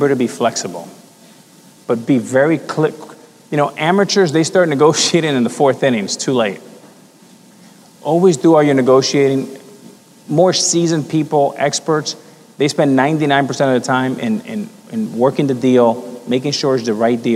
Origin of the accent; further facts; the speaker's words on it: Miami, Florida, United States; growing up in Miami